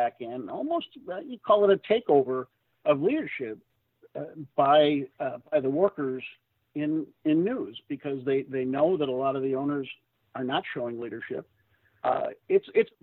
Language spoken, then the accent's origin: English; St. Paul, Minnesota, United States; moved away as an adult; my hometown paper, St. Paul